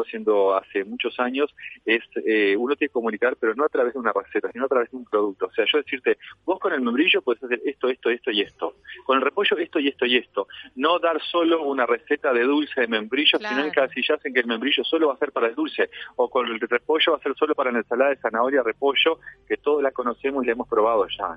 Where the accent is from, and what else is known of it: Uruguay